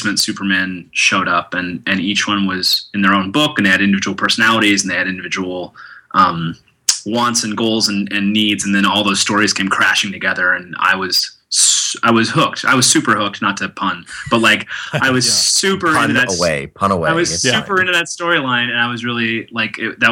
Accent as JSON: {"language": "English", "town": "Tulsa", "region": "Oklahoma", "country": "United States", "tie": "born or raised there", "moved": "yes", "said": "I grew up in Tulsa, Oklahoma, which is a small city in the middle"}